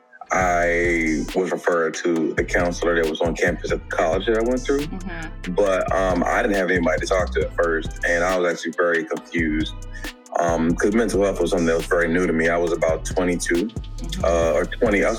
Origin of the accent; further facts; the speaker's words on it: Capitol Heights, Maryland, United States; I'm from the DMV, from Capitol Heights, Maryland.